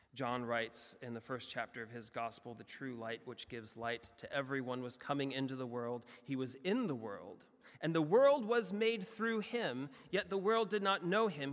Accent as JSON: {"language": "English", "country": "United States", "said": "as an American"}